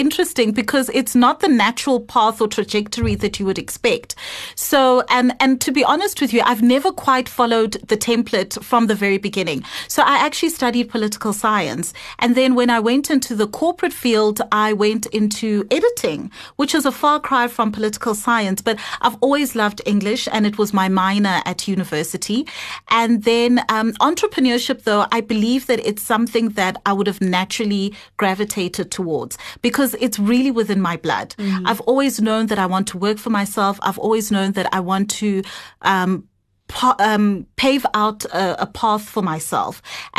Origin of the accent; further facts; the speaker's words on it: Moldova; born there; So I was born in Moldova. And I've really had quite an international upbringing, just based on the different countries that we've lived in with my family.